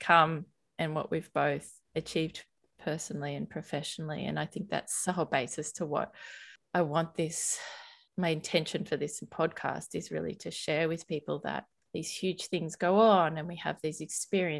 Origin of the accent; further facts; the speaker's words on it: Sydney, New South Wales, Australia; So I grew up in Sydney on the Northern Beaches in a little beachside town called Newport, and I live right near there now.